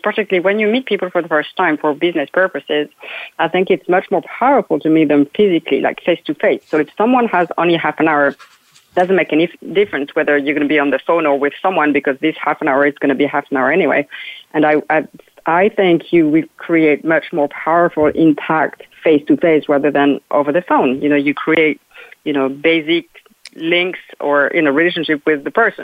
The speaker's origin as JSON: {"language": "English", "country": "France", "moved": "yes", "lives_now": "United States", "said": "I'm from France originally."}